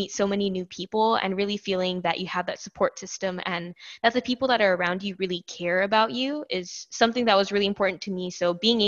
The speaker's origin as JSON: {"language": "English", "town": "Ewa Beach", "region": "Hawaii", "country": "United States", "tie": "born or raised there", "moved": "as an adult", "lives_now": "Oregon, United States", "said": "I am from Ewa Beach, Hawaii originally, so a little bit of a ways from home"}